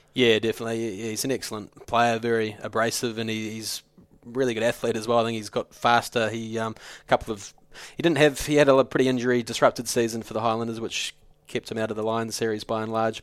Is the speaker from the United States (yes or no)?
no; New Zealand; I'm a New Zealander